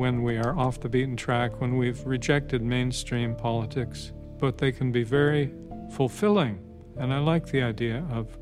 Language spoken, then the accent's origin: English; Nova Scotia, Canada; I was born and raised in Nova Scotia, which is a province in the eastern part of Canada, still dear to my heart